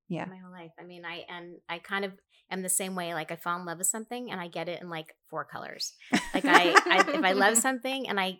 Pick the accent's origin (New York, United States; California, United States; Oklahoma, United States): California, United States; Beverly Hills; also born or lived in Arizona; I'm from Beverly Hills.